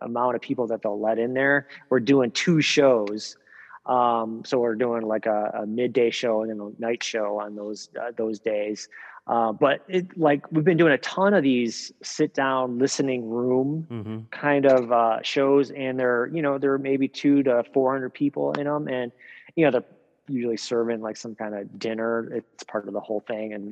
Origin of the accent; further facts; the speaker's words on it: Rockford, Illinois, United States; I'm from Rockford